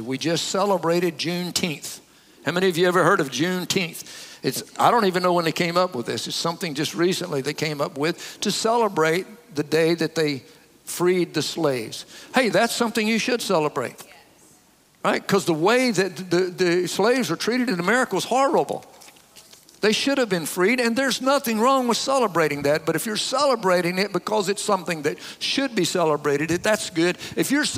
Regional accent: the South, United States; I grew up in the South

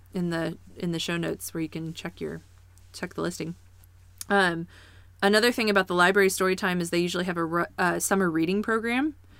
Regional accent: Kansas City, Missouri, United States; now in Springfield, United States; growing up in Kansas City

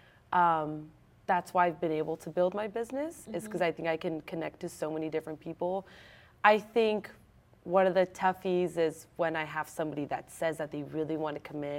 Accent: San Jose, California, United States; I'm born and raised in San Jose

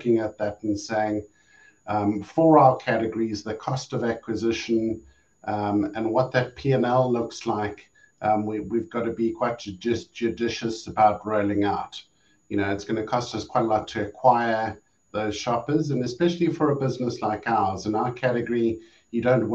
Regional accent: South Africa; moved away as an adult; now in Europe; my home country of South Africa

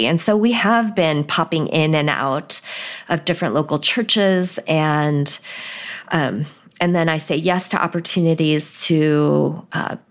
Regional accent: United States; also born or lived in Korea; the first Sunday we were here as recent immigrants, we found a church and went

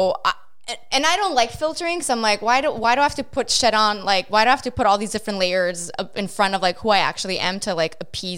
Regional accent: Montreal, Quebec, Canada; growing up in Montreal and growing up in St. Leonard, predominantly Italian

